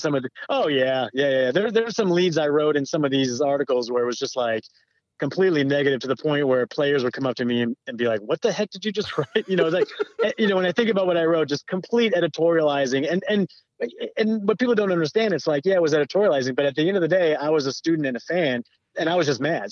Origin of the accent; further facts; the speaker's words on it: Southern California, United States; I grew up in Southern California